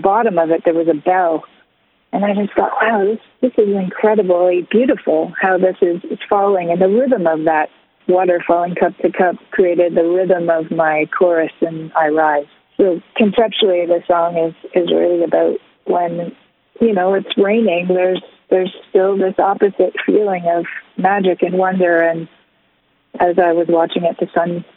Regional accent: Woodstock, Ontario, Canada; now in Blue Mountain, Canada; I'm originally from Woodstock, Ontario, so I'm familiar with more small-town, rural kind of living.

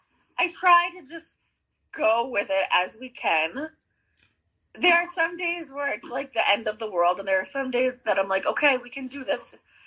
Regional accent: Foster, Rhode Island, United States; moved away as an adult; now in Warwick, United States; I grew up in Foster, Gloucester.

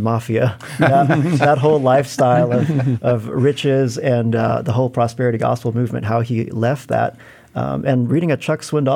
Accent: Philippines; moved away as an adult; also born or lived in California; now in United States; I moved to California as an adult to attend college, but I grew up in the Philippines

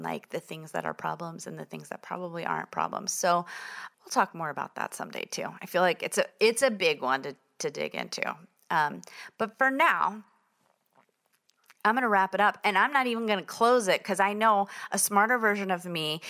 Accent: New York City, New York, United States; I was born in Brooklyn

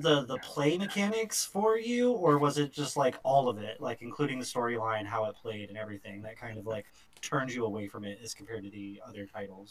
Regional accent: New York, United States; Growing up in New York winters

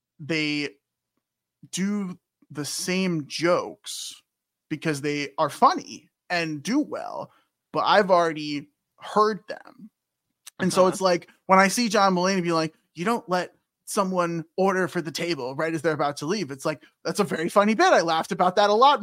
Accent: Chicago, Illinois, United States; now in St. Louis, United States; I was born in Chicago

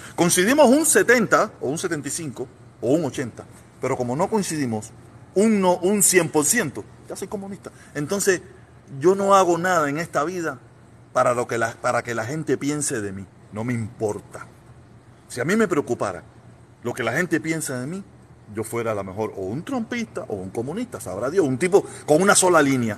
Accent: Cuba; moved away as an adult; now in United States; yo me vine de Cuba en el 2021. En el 2001, ¿me entiendes? Finales de 2001

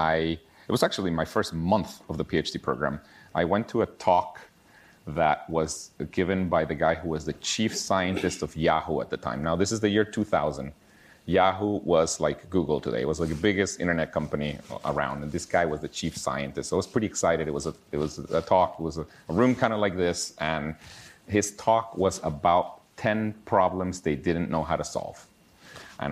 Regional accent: Guatemala City, Guatemala Department, Guatemala; now in Pittsburgh, United States; I was born and raised in Guatemala City, Guatemala

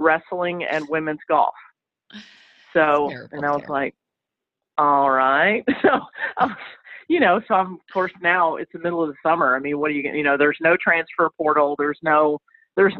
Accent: Chattanooga, Tennessee, United States; moved away as an adult; now in Winter Park, United States; my hometown of Chattanooga

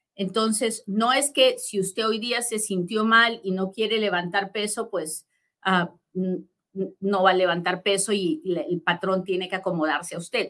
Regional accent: Peru; now in United States; yo soy bien peruana y hablo bien

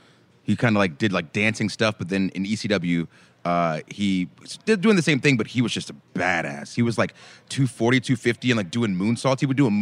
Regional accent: Atlanta, Georgia, United States; So I grew up in Atlanta

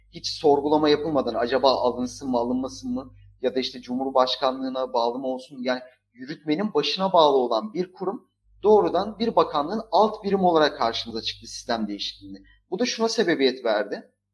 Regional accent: Lüleburgaz, Kırklareli, Turkey; ben Lüleburgaz'da doğup büyüdüm.

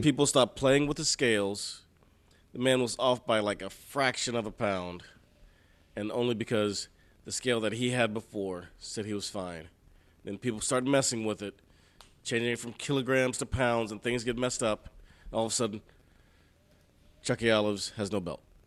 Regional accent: Houston, Texas, United States; I'm from Houston

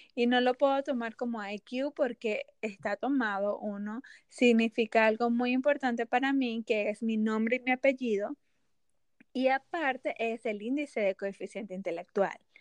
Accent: Venezuela; moved away as an adult; also born or lived in Mexico; soy de Venezuela y viví cinco años en México

